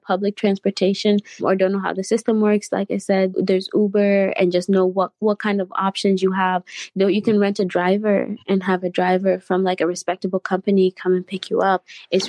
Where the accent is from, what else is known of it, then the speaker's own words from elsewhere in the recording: United States; Growing up in America, one thing I constantly heard was my friends constantly tell me that they wish they could go to Kenya.